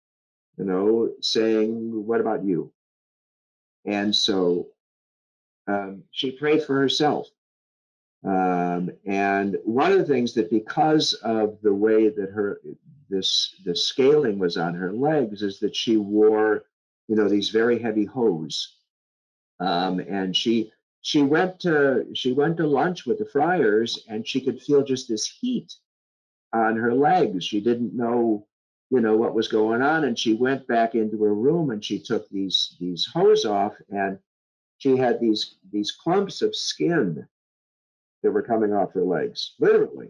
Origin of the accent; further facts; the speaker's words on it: Chicago, Illinois, United States; moved away; also born or lived in Wisconsin; I'm from Chicago